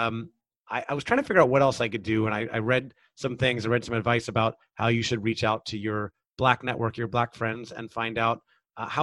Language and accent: English; United States; I have lived a very privileged life as a white man growing up in America